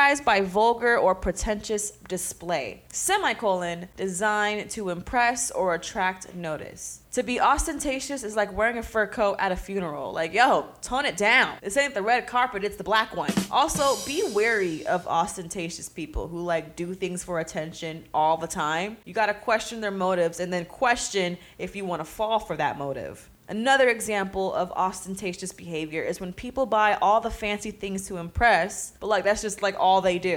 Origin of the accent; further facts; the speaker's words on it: Pittsburg, California, United States; my hometown, Pittsburgh, California